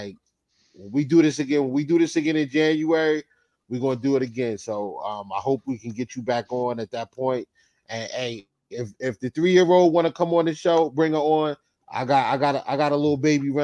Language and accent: English; East Orange, New Jersey, United States; I was born in North and raised in East Orange